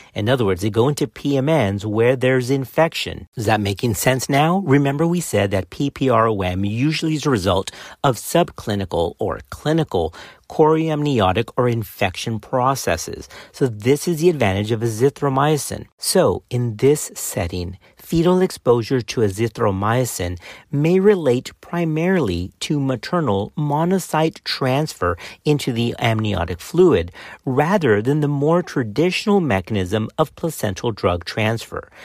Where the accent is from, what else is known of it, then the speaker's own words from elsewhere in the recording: Texas, United States; Baylor College of Medicine here in Texas. So it's a shout-out to my home state